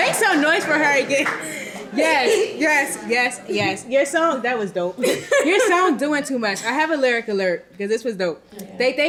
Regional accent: Philadelphia, Pennsylvania, United States; And I'm from North Philly

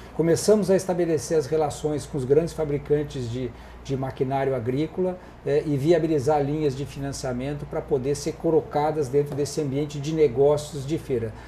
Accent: Porto Alegre, Rio Grande do Sul, Brazil; eu sou eu sou gaúcho, nasci aqui em Porto Alegre em 1960

